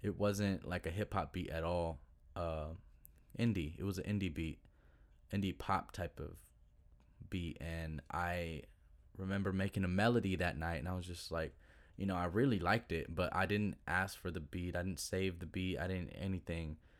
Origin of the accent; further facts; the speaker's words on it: Duncanville, Texas, United States; I grew up was in Duncanville, Duncanville, Texas